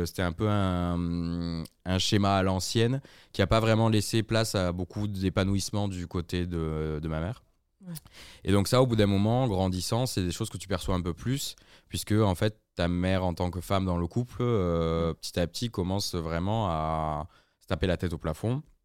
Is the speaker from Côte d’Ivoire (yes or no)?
no; Aix-en-Provence and Marseille, Provence-Alpes-Côte d'Azur, France; also born or lived in Toulouse; now in Lyon, France; je suis originaire du sud. Je suis né à Toulouse et j'ai grandi entre Aix et Marseille